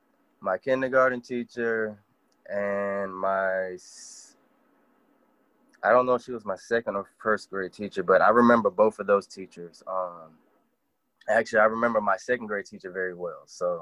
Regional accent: Fort Walton, Florida, United States; born there; I was born in Florida. I was born in actually Fort Walton, out there in Okaloosa County.

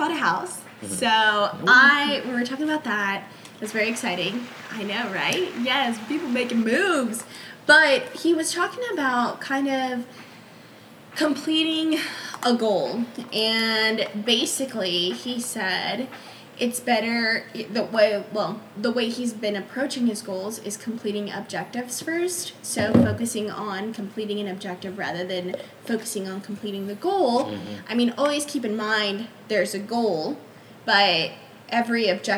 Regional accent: Los Angeles, California, United States; that's my hometown

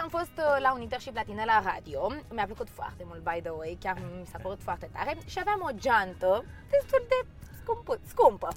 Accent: Romania; am trăit toată viața mea în România și m-am născut aici. Pot să zic că mă simt totuși mai mult româncă

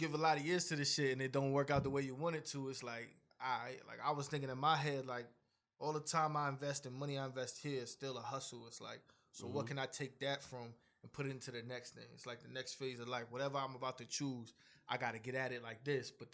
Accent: New London, Connecticut, United States; New London, Connecticut is where I'm from.

